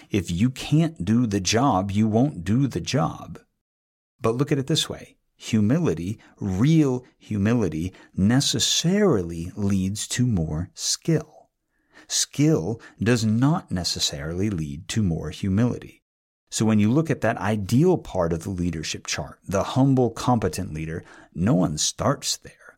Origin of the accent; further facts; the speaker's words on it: New England, United States; moved away; also born or lived in Northern California; I'm from New England